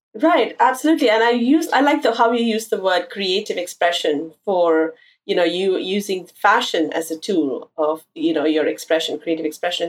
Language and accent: English; India; moved away as an adult; now in New York City, United States; growing up in India